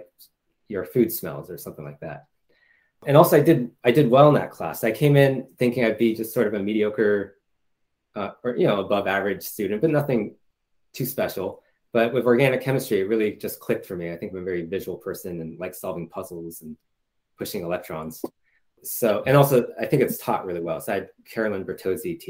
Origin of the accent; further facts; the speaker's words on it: the Bay Area, California, United States; I grew up in the Bay Area